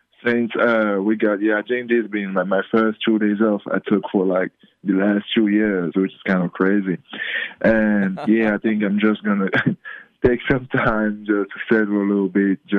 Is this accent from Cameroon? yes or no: yes; Cameroon; moved away; also born or lived in Australia / Las Vegas; I'm the first from Cameroon